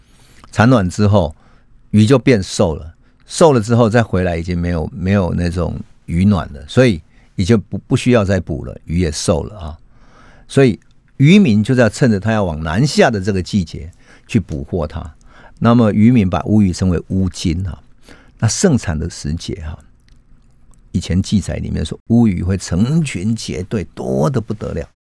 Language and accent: Chinese; Taiwan; 我们台湾人啊，有一种传统的习俗，